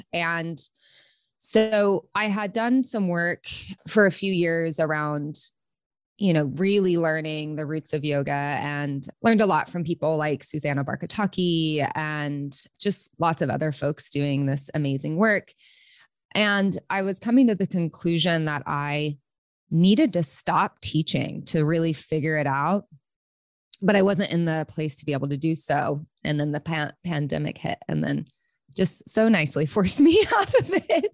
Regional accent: Oklahoma City, Oklahoma, United States; moved away as an adult; also born or lived in Los Angeles; I'm from Okla, Oklahoma City

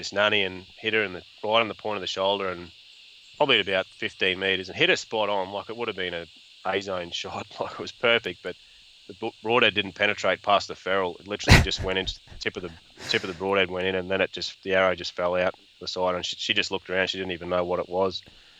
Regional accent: Tully, Queensland, Australia; I grew up in the Mission Beach area, or Tully and Mission Beach, which is between Cairns and Townsville in far north Queensland.

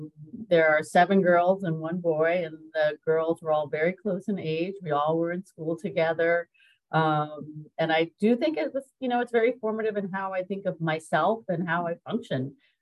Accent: New Jersey, United States; also born or lived in New York; So I identify as a New Yorker, but I did spend most of my formative years in New Jersey. And I think most of us from New Jersey might consider ourselves true New Yorkers.

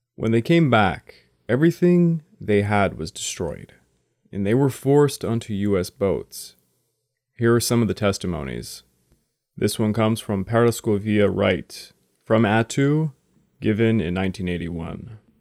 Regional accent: Quebec, Canada; I'm from Quebec, Canada, and it gets really bad here

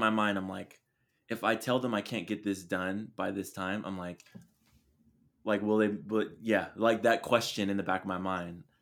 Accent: Chula Vista, California, United States; moved away; That's where I'm from. I'm from Chula Vista

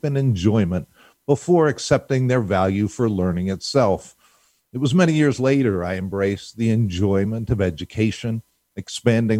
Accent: Pittsburgh, Pennsylvania, United States; I happened to have the good fortune of growing up in Pittsburgh

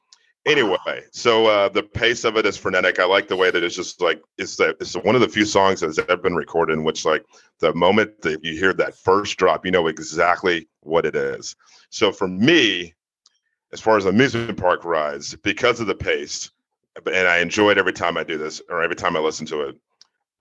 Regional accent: Virginia, United States; also born or lived in Tennessee; I'm from Virginia.

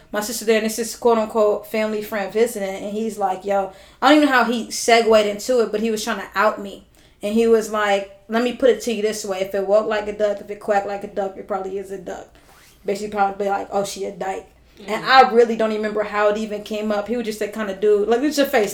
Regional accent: Los Angeles, California, United States; I grew up in South

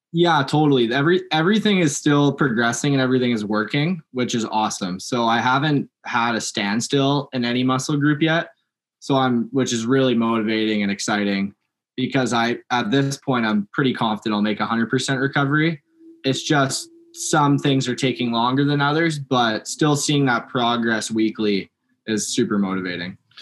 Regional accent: Langley, British Columbia, Canada; now in Kamloops, Canada; Born in Langley, just outside of Vancouver

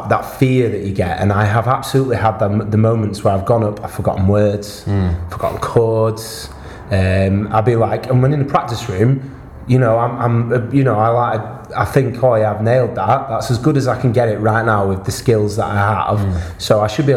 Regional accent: Wales, United Kingdom; I'm from Wales

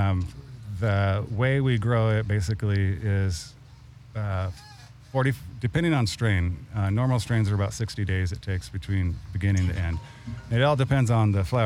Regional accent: Long Beach, California, United States; I'm from Long Beach

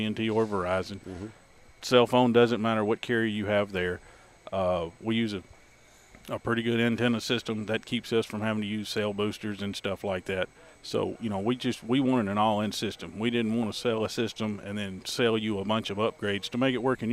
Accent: Alabama, United States; also born or lived in Mississippi; now in Crawford, United States; I was born and raised in Alabama, and I went to Mississippi State University

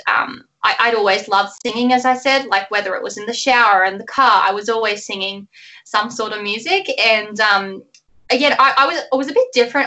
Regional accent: Melbourne, Victoria, Australia; where I grew up, um, Melbourne, Australia is right at the bottom of, of Australia. So that's where I've grown up

